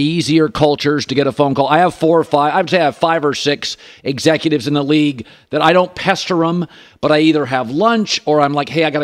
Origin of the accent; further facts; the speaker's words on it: Pacific Northwest, United States; I grew up in the Pacific Northwest